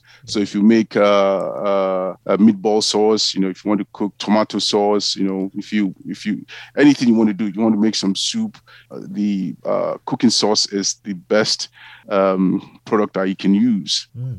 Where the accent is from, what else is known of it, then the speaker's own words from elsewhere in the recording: Nigeria; So I'm Nigerian, and what I've done is I've taken quite a number of ingredients that I've used over time from Nigeria